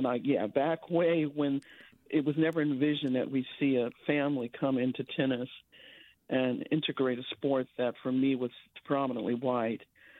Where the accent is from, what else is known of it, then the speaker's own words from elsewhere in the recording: Long Beach, California, United States; now in San Francisco, United States; I grew up in Long Beach, California. Sometimes Long Beach, California and Compton are synonymous. And I went to the same high school Billie Jean King did. I'm an African-American woman